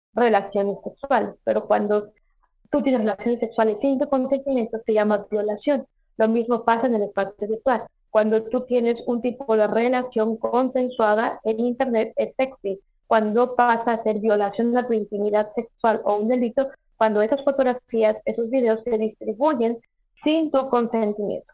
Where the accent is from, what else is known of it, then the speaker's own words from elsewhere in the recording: Mexico; en mi país, en México